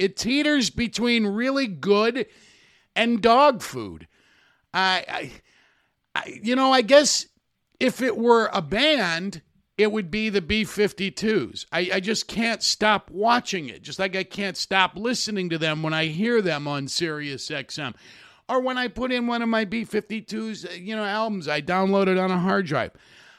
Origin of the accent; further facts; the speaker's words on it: Rensselaer, Indiana, United States; it's only about an hour from where I grew up in Rensselaer, Indiana.